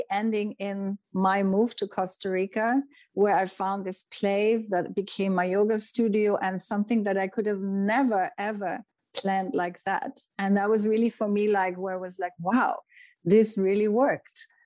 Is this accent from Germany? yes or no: yes; Germany; moved away; When I went to my first yoga classes, I remember you know, I came from Germany and, you know, the German mentality is very much about making things happen.